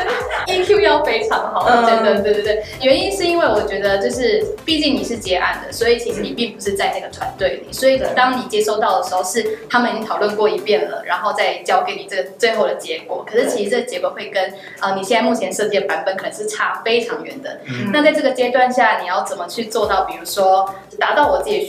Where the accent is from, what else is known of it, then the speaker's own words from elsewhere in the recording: Taiwan; 我也是来自台湾